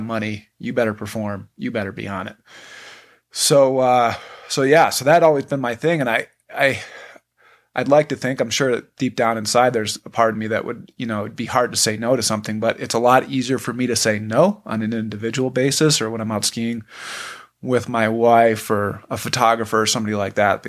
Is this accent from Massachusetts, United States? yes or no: no; Buffalo, New York, United States; moved away as an adult; I'm originally from Buffalo, New York. I grew up skiing